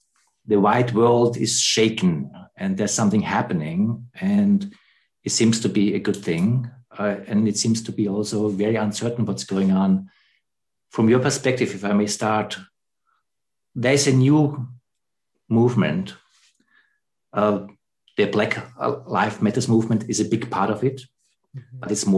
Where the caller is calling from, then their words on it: Germany; I'm calling here from Germany in the middle of the white continent, Europe.